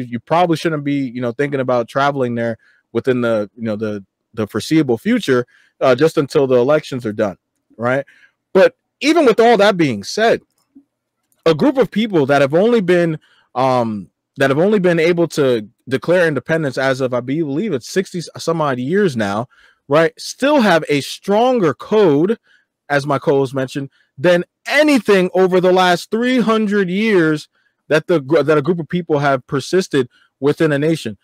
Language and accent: English; Nigeria; I'm Nigerian. You know what I mean? I'm Nigerian first